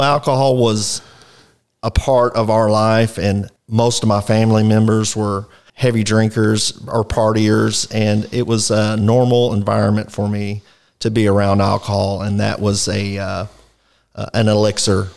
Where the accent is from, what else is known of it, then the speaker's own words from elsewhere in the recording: Fort Worth, Texas, United States; also born or lived in Poolville, Texas; I was born in Fort Worth, South Fort Worth up till my teenage years. I later moved to the country, uh, Poolville, Texas